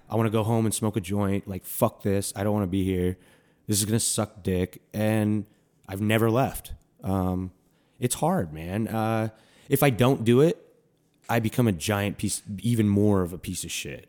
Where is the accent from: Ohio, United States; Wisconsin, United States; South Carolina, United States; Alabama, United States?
Wisconsin, United States; Milwaukee; I grew up in Milwaukee